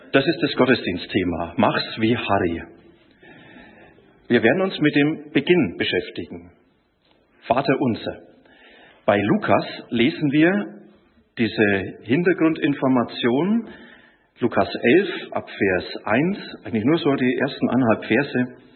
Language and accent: German; Bavaria, Germany; Er ist Bäcker, ich bin auch gelernter Bäcker, und er ist Franke, ich bin auch Franke.